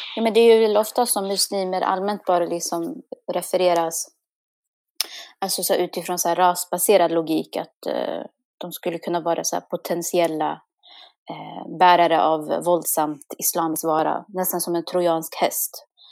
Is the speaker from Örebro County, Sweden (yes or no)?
yes; Kumla, Örebro County, Sweden; vara liksom uppvuxen i Kumla